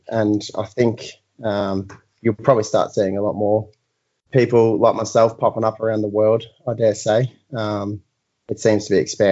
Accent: an hour out of Melbourne, Victoria, Australia; now in Hobart, Australia; I was born in the mainland, like an hour out of Melbourne

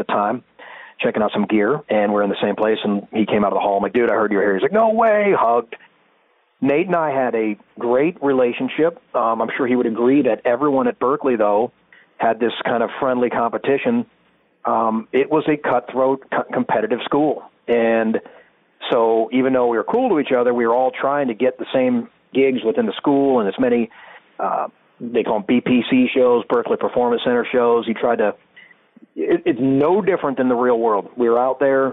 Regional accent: Sacramento, California, United States; moved away as an adult; also born or lived in Boston; I grew up in Sacramento

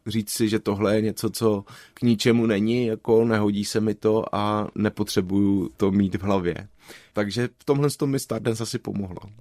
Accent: Prague, Czechia; also born or lived in Plzeň / London; jsem Pražák a vlastně jsem nikdy neměl v úmyslu tu Prahu úplně opustit, tak to pro mě byla v tomhle příjemná změna, že jsem se dostal zpátky domů

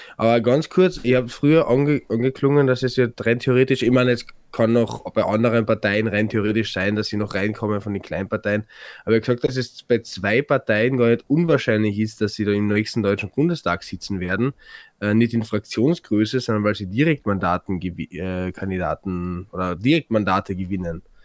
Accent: Carinthia, Austria; bei uns in Kärnten

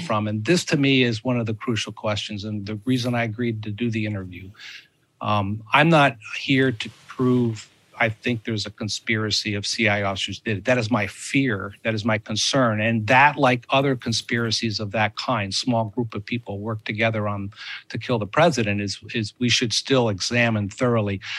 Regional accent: United States; as an American

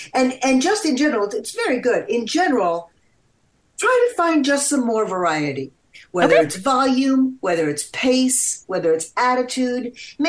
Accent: Louisiana, United States

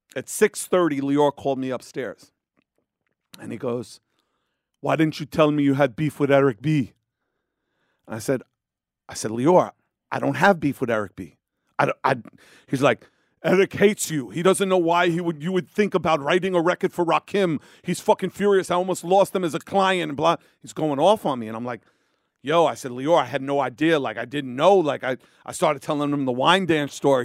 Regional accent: New York, United States; I'm from New York

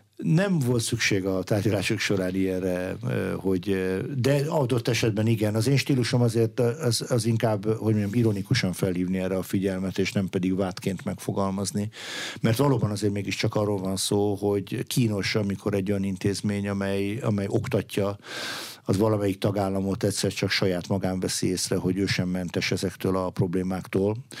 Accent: Veszprém, Veszprém County, Hungary; én magam Veszprémi születésű gyerek vagyok

